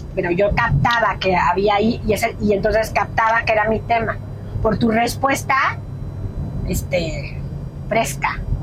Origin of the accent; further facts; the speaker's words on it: Mexico; en mi país, que es México